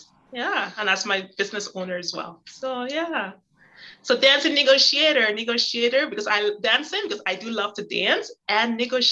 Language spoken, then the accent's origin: English; Canada; I'm Canadian